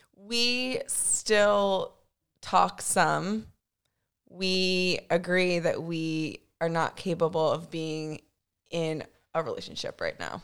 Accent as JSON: {"language": "English", "town": "Winchester", "region": "Virginia", "country": "United States", "tie": "born or raised there", "also_born_or_lived": "Rhode Island", "moved": "yes", "lives_now": "Richmond, United States", "said": "I grew up in Winchester"}